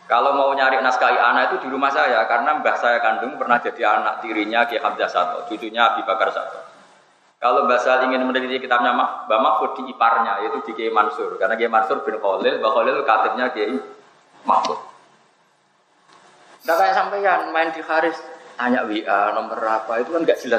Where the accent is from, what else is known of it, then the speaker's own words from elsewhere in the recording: North coast of Java, Indonesia; Saya ini orang Pantura, jadi nggak suka nyindir.